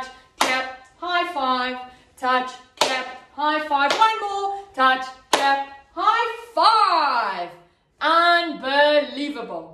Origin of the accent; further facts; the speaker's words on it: Cape Town, Western Cape, South Africa; a city called Cape Town. So that's where I'm from